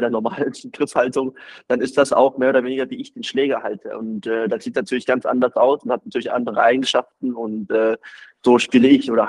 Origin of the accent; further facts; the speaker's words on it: Baden-Württemberg, Germany; ich würde mich schon selber auch als Schwabe identifizieren.